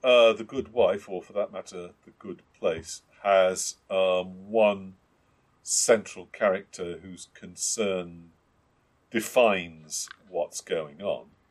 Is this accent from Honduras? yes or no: no; United Kingdom; we're British and terribly civilized